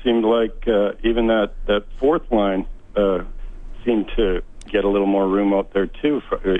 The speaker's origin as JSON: {"language": "English", "town": "St. Albert", "region": "Alberta", "country": "Canada", "tie": "born or raised there", "moved": "as an adult", "lives_now": "Maui, United States", "said": "I grew up in St. Albert."}